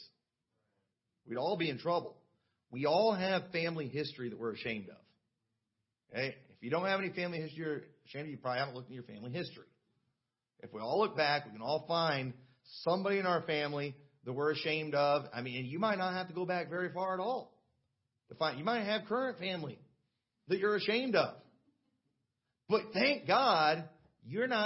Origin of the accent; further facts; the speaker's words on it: United States; I was born in the United States